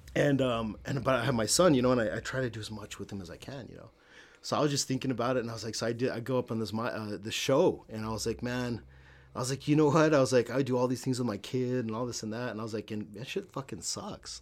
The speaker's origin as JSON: {"language": "English", "town": "El Paso", "region": "Texas", "country": "United States", "tie": "born or raised there", "accent": "El Paso slang", "moved": "yes", "said": "I grew up in El Paso"}